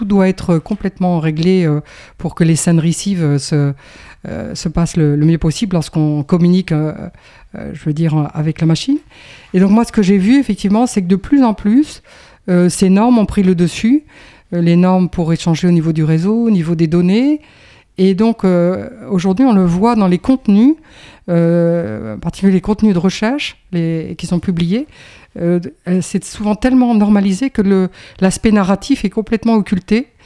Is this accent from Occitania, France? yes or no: no; Roubaix, Hauts-de-France, France; born there; je suis né à Roubaix. Et, puis, ma foi, j'ai pas mal bougé en France, un petit peu à l'étranger.